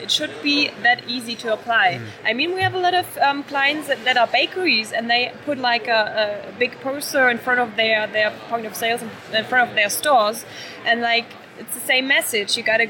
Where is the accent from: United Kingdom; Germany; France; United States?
Germany; I think, I mean, we're from Germany.